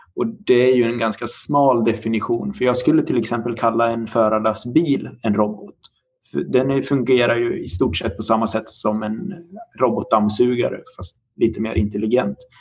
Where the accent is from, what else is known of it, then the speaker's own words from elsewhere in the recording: Dalarna County, Sweden; now in Linköping, Sweden; Jag är också uppvuxen på landsbygden i Dalarna